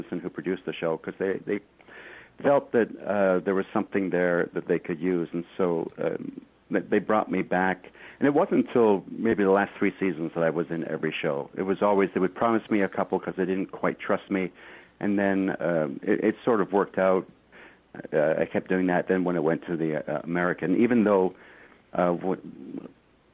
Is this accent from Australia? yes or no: no; Canada; also born or lived in Kilmarnock, Scotland